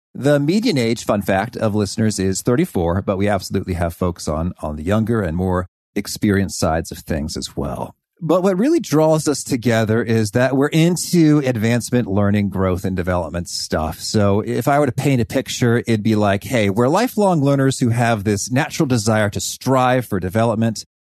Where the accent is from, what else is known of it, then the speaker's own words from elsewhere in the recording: Danville, Illinois, United States; growing up in Danville, Illinois, we'd go to the Danville Public Library